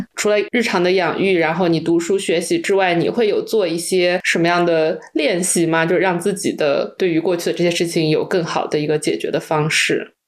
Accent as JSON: {"language": "Chinese", "town": "Wenzhou", "region": "Zhejiang", "country": "China", "said": "特别是我们是温州的"}